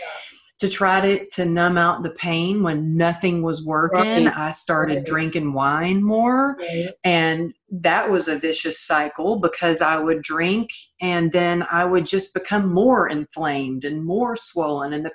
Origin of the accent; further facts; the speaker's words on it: Texas, United States; moved away; also born or lived in California; I grew up in Texas